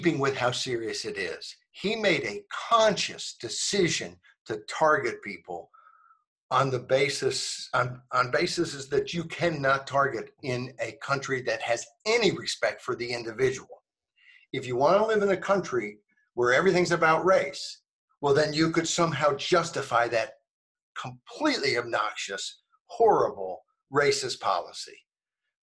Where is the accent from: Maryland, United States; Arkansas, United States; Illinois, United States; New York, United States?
Arkansas, United States; also born or lived in New Jersey; I moved from New Jersey to Arkansas in 1968 when I was 8 years old